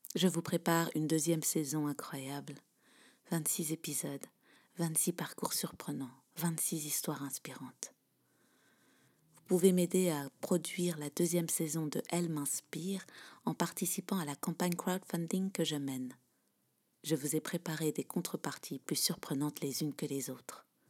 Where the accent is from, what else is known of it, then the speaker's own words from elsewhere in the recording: Belgium; also born or lived in England / California; Je suis belge, j'ai 32 ans